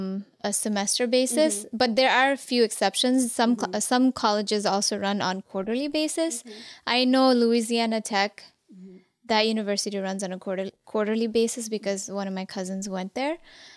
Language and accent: English; Kathmandu, Bagmati, Nepal; Even though I was born and raised in Kathmandu, mm-hmm. my parents were from Zapa.